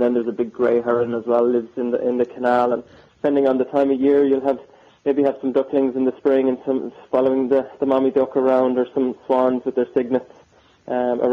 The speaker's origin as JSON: {"language": "English", "town": "Killaloe", "region": "Munster", "country": "Ireland", "tie": "born or raised there", "said": "my hometown of Killaloe in County Clare"}